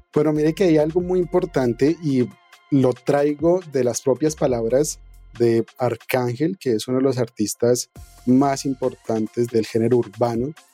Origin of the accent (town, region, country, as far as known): Colombia